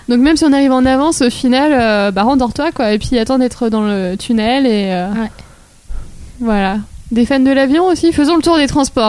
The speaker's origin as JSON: {"language": "French", "town": "Lille", "region": "Hauts-de-France", "country": "France", "said": "je suis nordiste, lilloise et fière de l'être"}